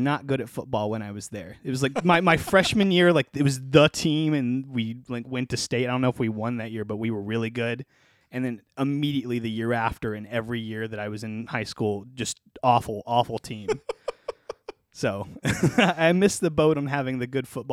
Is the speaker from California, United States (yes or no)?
no; Birmingham, Alabama, United States; also born or lived in Trussville, Alabama; I'm from the Birmingham area. I was born in a hospital not that far from here